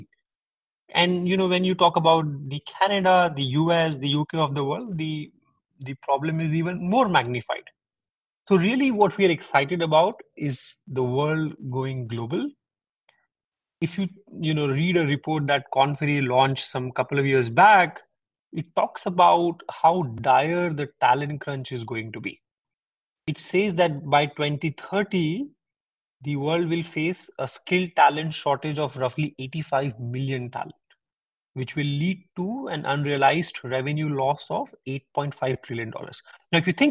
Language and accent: English; central India, India; moved away as an adult; also born or lived in Mumbai, India / Tokyo, Japan; now in Singapore; I'm born and bred in India, central part of India, and studied in Mumbai.